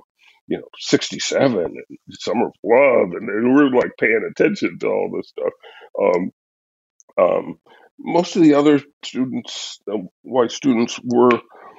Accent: Orangeburg, South Carolina, United States; I grew up in Orangeburg

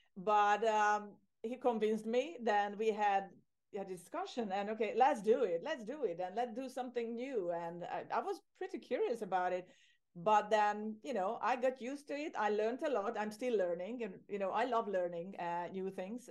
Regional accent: Hungary; moved away as an adult; also born or lived in Ireland; now in Cyprus; I'm originally from Hungary, from Central Europe

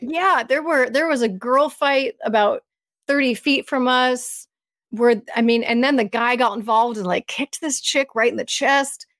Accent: United States; as an American

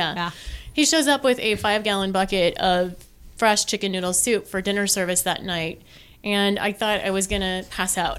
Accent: McCook, Nebraska, United States; now in Omaha, United States; I'm from Western Nebraska originally

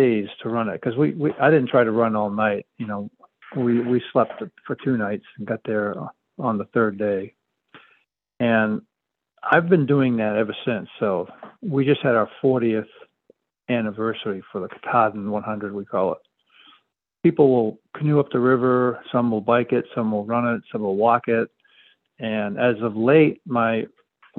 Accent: Penobscot Reservation, Maine, United States; I grew up on the Penobscot Reservation, part of the Penobscot tribe, native people here in about, I guess what you would call central state

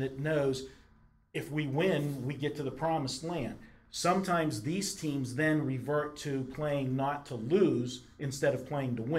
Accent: Pittsburgh, Pennsylvania, United States; growing up in Pittsburgh

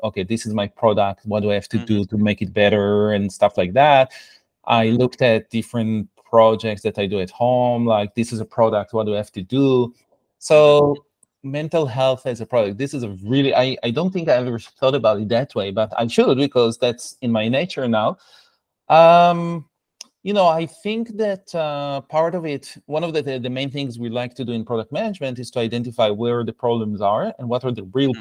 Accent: Israel; English is a second language; moved away as an adult; I was uh, born and raised in Israel

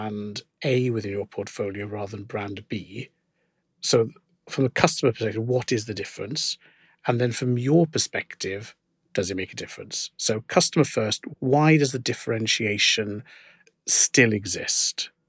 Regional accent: Wales, United Kingdom; I was educated in Welsh. I'll do in Siarad Cymraeg hefyd, so I'm a Welsh speaker

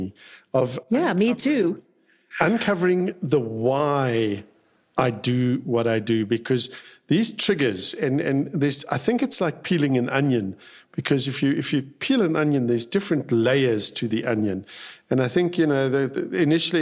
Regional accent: South Africa; when I was growing up in South Africa, we had compulsory military service.

